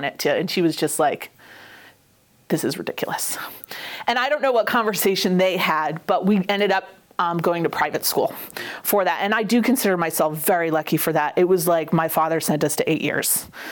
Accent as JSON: {"language": "English", "town": "North Andover", "region": "Massachusetts", "country": "United States", "tie": "born or raised there", "also_born_or_lived": "New Haven, Connecticut", "moved": "as an adult", "lives_now": "Oregon, United States", "said": "I grew up in North Andover, and we were there until I essentially left."}